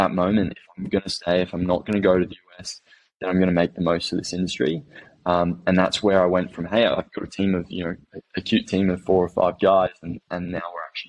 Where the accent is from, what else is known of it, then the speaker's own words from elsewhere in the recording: Phuket, Thailand; also born or lived in Cambodia; I grew up over in Asia, and I was born in Thailand, lived in Cambodia for 5 years, and Phuket, which most of you guys know is probably a holiday destination, for 10 years after that.